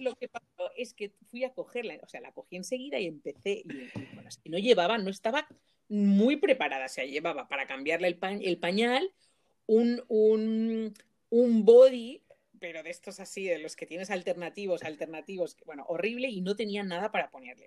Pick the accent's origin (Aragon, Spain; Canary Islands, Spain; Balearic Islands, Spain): Balearic Islands, Spain; Mallorca; moved away; yo soy de Mallorca y súper orgullosísima de, mm, de, de, de, venir de la isla